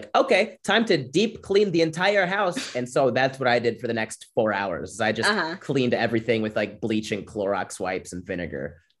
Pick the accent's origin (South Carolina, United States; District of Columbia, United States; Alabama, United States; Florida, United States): Florida, United States; We grew up really poor in Florida, so I was always outside doing stuff, running, playing soccer, basketball, whatever.